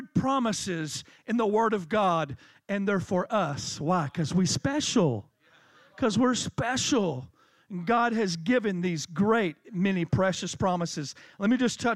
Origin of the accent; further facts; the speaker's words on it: Tennessee, United States; I'm from Tennessee